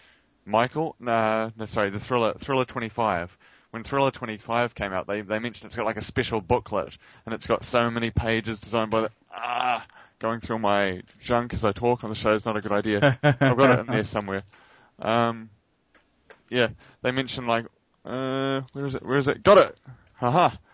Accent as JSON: {"language": "English", "country": "New Zealand", "said": "I'm a New Zealander."}